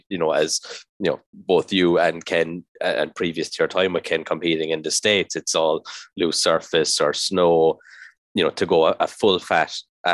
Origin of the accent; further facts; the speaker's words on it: Ireland; as an Irish person